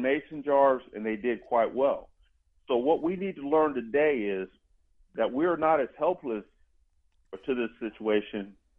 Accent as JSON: {"language": "English", "country": "Germany", "tie": "born or raised there", "also_born_or_lived": "Georgia, United States", "said": "When I lived in Georgia, I was living there in Columbus. I grew up in Germany. My dad was in the military when we moved away."}